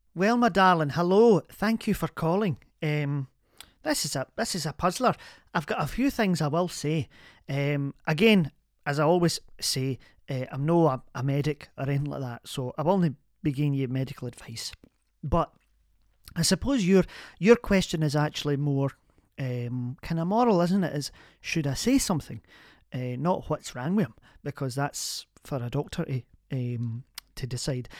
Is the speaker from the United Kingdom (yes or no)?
yes; Glasgow, Scotland, United Kingdom; also born or lived in Kilmarnock; I was born in Kilmarnock, but I'm a Glasgow woman